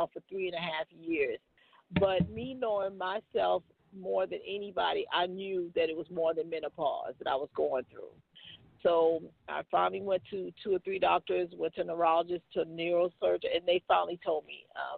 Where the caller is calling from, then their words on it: Macon, Georgia, United States; I'm calling you from Macon, Georgia.